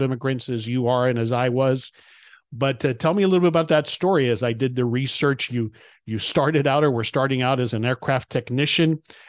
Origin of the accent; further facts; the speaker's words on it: Hialeah, Florida, United States; I grew up in Hialeah